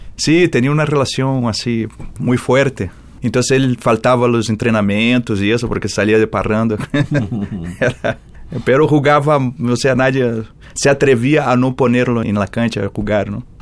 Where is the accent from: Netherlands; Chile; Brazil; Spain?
Brazil; Rio de Janeiro; Spanish is a second language; moved away as an adult; now in Mexico; Yo nací en Rio de Janeiro, en Botafogo, el barrio de Garrincha